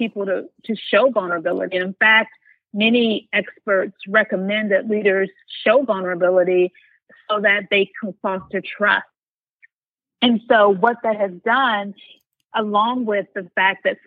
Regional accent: United States; as an American and as a Black woman

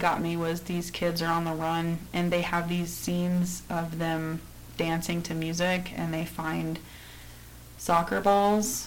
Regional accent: United States; As an American, as a white American

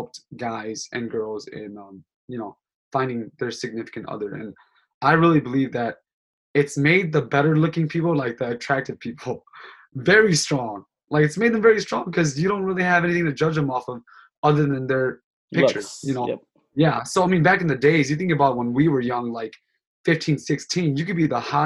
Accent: Sheboygan, Wisconsin, United States; also born or lived in Thailand / St. Paul, Minnesota; now in Milwaukee, United States; I was born in Thailand, and then I was raised in Sheboygan, Wisconsin.

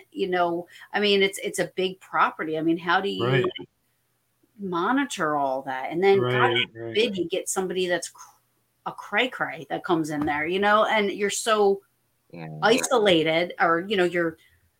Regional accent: New Jersey, United States; I'm from New Jersey. Can you only imagine?

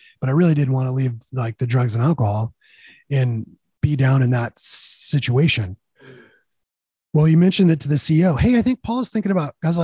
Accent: California, United States; I'm from California

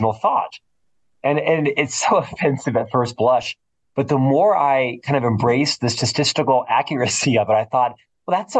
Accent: Florida, United States; now in Salt Lake City, United States; I'm originally from Florida.

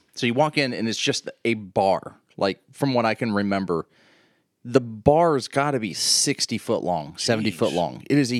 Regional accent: East Liverpool, Ohio, United States; in East Liverpool, and that's Gilson Avenue. So I grew up on Gilson Avenue. It's an old Cape Cod

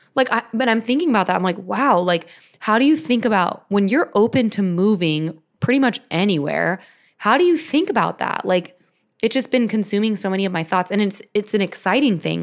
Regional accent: Orange County, California, United States; I was born and raised in California

